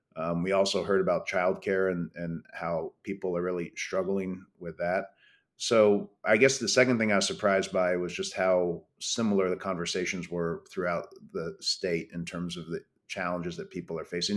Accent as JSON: {"language": "English", "town": "Brattleboro", "region": "Vermont", "country": "United States", "tie": "born or raised there", "said": "when I grew up in Vermont"}